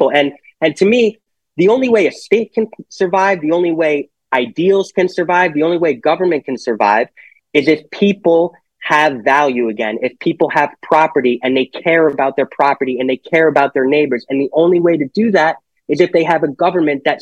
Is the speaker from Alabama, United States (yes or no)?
no; Monroe, Connecticut, United States; also born or lived in Norwalk; I was born in Norwalk, and he became the postmaster of Monroe, which is why I I went to Monroe and grew up mostly there.